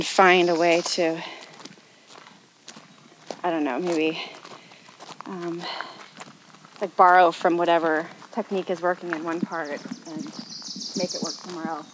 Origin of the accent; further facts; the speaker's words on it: the Northwest, Pacific Northwest, United States; I grew up in the Northwest